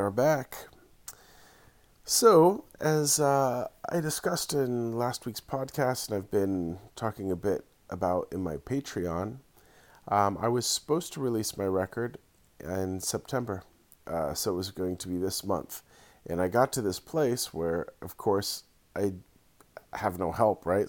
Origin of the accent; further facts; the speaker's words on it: Santa Cruz, California, United States; my hometown, Santa Cruz